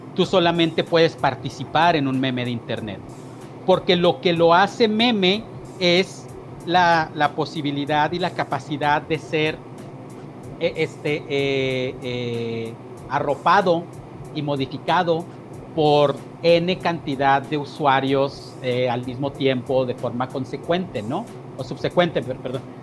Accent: San Agustín, Chihuahua, Mexico; moved away as an adult; que es el pueblo donde vivo, es el pueblo donde crecí. Pasé 10 años fuera de este pueblo, entre los 26 y los 36, y a los 36 volví.

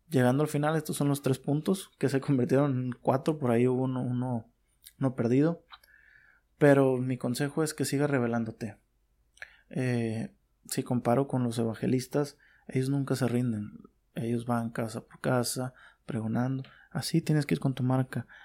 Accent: Mexico; bueno, en mi país, por ejemplo, en México, eh, es una mafia prácticamente.

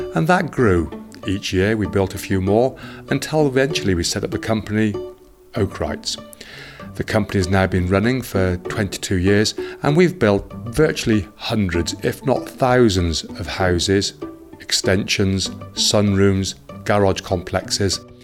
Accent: Herefordshire, West Midlands, United Kingdom; I was brought up here in Herefordshire

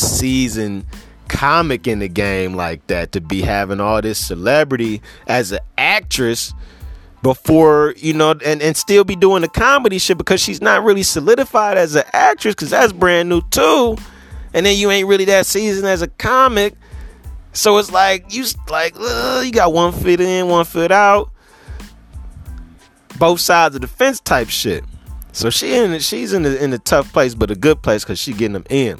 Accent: Cleveland, Ohio, United States; I'm from Cleveland

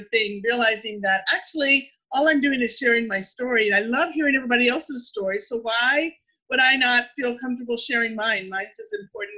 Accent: Texas, United States; moved away as an adult; also born or lived in Louisiana; I grew up in Texas

